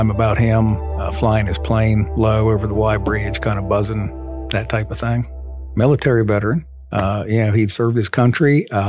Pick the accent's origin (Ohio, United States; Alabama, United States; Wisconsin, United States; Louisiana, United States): Ohio, United States; Muskingum County; Started here back in January of 1986, born and raised in Muskingum County.